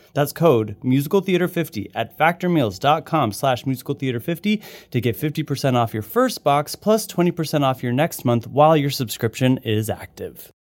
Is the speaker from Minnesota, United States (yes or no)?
no; Utah, United States; moved away; I once again grew up in Utah, very cold